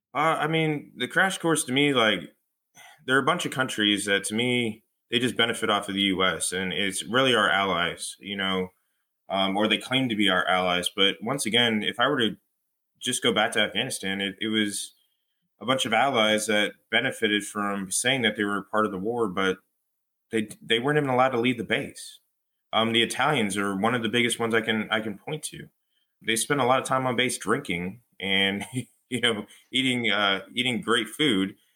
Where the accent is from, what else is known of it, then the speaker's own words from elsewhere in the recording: Fullerton, California, United States; moved away as an adult; now in New Jersey, United States; I come from Fullerton, uh, California